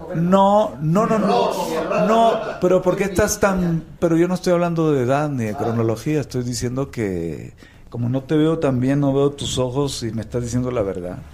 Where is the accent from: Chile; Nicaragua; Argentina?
Nicaragua; todos los nicaragüenses nacemos vacunados